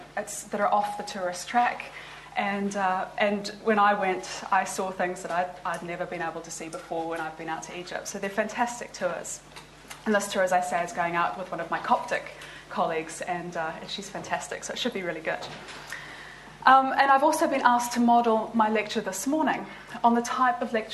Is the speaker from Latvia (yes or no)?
no; New Zealand; moved away as an adult; also born or lived in Liverpool; now in Oxford, United Kingdom; I'm actually from New Zealand